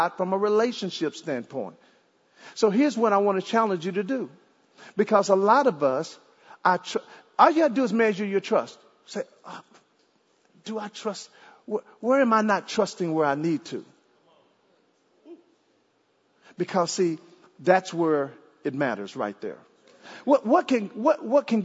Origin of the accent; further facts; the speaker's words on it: Dallas, Texas, United States; also born or lived in Jamaica / Ohio; now in Arlington, United States; I'm from Dallas